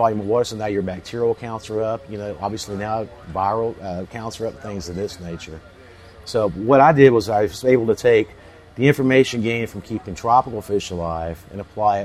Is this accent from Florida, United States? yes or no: yes; Central Florida, United States; I grew up in Central Florida on the St. John's River